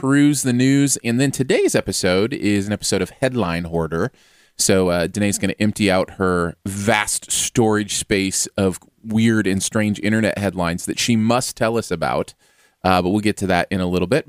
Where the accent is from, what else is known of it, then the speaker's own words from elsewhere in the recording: Michigan, United States; moved away; also born or lived in Missouri; I grew up in Michigan